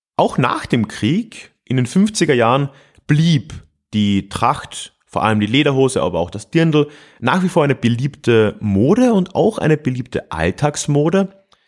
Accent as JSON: {"language": "German", "town": "Freising", "region": "Bavaria", "country": "Germany", "tie": "born or raised there", "said": "meiner Heimatstadt Freising"}